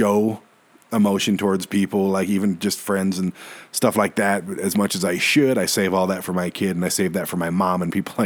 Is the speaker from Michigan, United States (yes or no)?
yes; Detroit, Michigan, United States; moved away; I was born and raised in Detroit